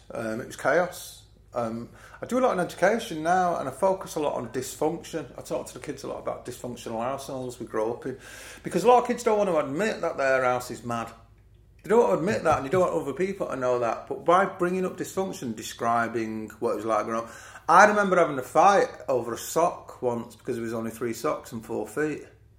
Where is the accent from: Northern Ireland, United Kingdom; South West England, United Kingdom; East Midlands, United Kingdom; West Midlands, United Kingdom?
East Midlands, United Kingdom; Nottingham; I grew up around City's Ground, so I used to mine cars, I used to deliver papers.